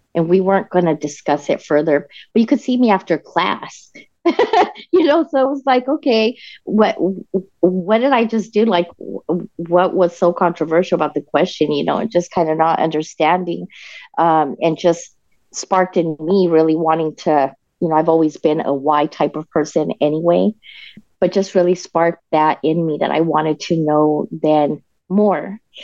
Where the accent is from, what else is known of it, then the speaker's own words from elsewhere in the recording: Denver, Colorado, United States; moved away as an adult; also born or lived in El Paso, Texas / Fort Worth, Texas; now in San Antonio, United States; I was about two years old when we moved to Denver, Colorado, which is where I grew up.